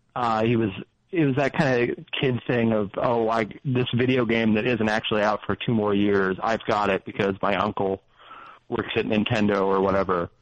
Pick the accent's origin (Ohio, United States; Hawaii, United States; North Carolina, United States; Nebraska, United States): Nebraska, United States; now in Las Vegas, United States; I grew up in Nebraska